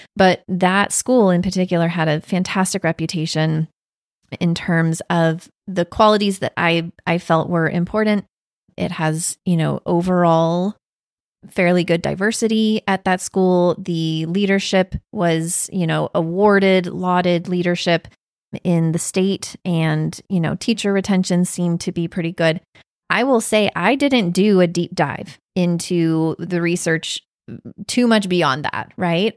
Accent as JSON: {"language": "English", "town": "Raleigh", "region": "North Carolina", "country": "United States", "tie": "born or raised there", "also_born_or_lived": "Wake Forest, North Carolina", "said": "I grew up in the Raleigh area, and I went to school mostly in Wake Forest"}